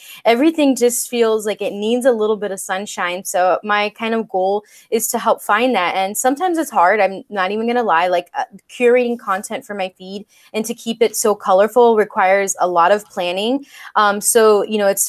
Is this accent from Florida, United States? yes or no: yes; West Palm Beach, Florida, United States; moved away as an adult; now in Seattle, United States; I'm actually technically from West Palm Beach, and I went to the same middle school, high school, elementary school with the same group of people